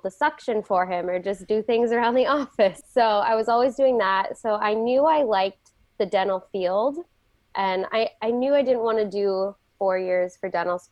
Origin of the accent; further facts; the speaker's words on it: Whittier, California, United States; born and raised in Whittier